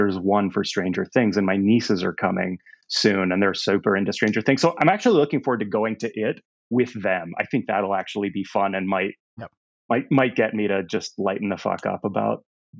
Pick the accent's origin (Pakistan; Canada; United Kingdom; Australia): Canada; moved away; also born or lived in East Bay, United States; It's complicated, but I'm Canadian. But my father in the 80s was in software, and so we moved us to the East Bay here in Northern California